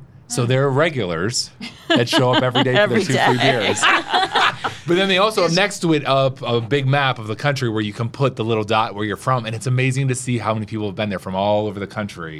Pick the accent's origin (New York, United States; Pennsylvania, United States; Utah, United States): Pennsylvania, United States; Western; moved away; still family-owned in my hometown, a beer brand that's really popular throughout Western Pennsylvania.